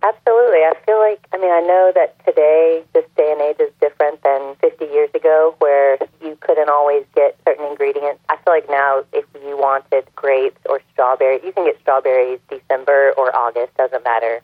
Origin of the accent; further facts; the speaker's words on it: Burlington, North Carolina, United States; I'm from Burlington, North Carolina. That's where I was born. So I grew up in a Southern family